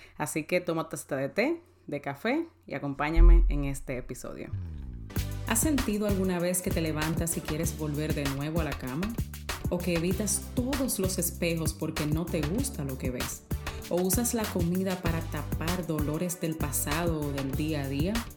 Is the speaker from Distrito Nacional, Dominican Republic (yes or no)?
no; San Cristóbal, Dominican Republic; moved away; also born or lived in United States; Yo soy de San Cristóbal